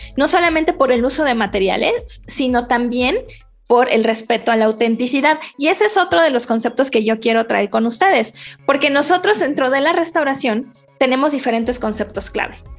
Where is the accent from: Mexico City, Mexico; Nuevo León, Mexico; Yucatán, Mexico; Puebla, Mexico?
Mexico City, Mexico; soy chilanga